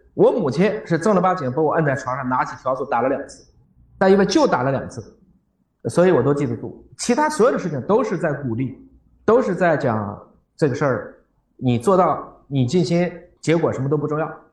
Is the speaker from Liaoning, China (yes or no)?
yes; Dandong, Liaoning, China; 我出生在辽宁的丹东